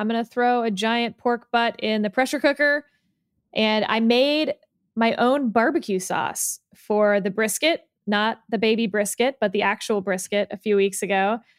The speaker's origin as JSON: {"language": "English", "region": "Texas", "country": "United States", "said": "I'm from Texas"}